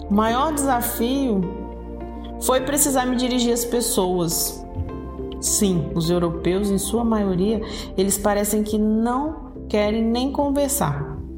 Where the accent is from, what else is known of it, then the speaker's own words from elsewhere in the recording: Brazil; Mas sabe que a maior lição de todas é que eu, como brasileira, amo a cultura que vivo, que nasci, que sou criada, o calor humano, a comida temperada com alho e muito sabor. Amo os lugares do Brasil.